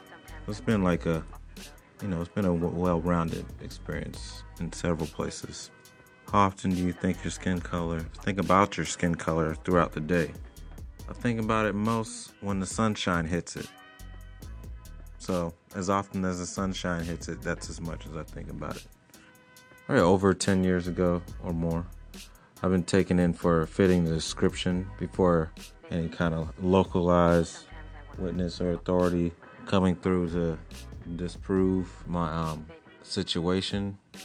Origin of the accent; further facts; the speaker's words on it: Fort Campbell, Kentucky, United States; born there; now in Portland, United States; age 38. I was born in Fort Campbell, Kentucky. I live in Portland, Oregon now.